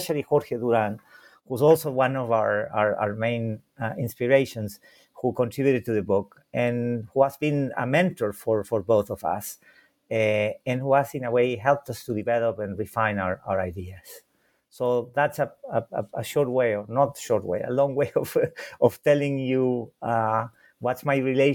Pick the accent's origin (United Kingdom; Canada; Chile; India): Chile; Santiago, Santiago Metropolitan Region; first language Spanish and German; English is a second language; now in Chicago, United States; I was born in Santiago de Chile